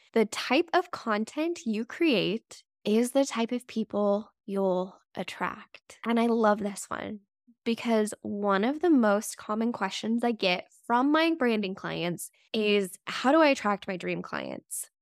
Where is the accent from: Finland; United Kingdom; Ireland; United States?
United States; Las Vegas, Nevada; moved away; I grew up in Las Vegas, so it's always fun for me to go back there and visit my hometown